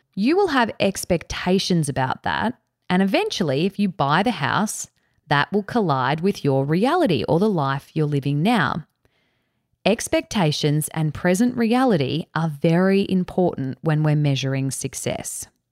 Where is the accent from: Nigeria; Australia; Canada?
Australia; Cairns, Queensland; also born or lived in Canberra; I was born in Canberra. We moved to Cairns in far north Queensland when I was around four years old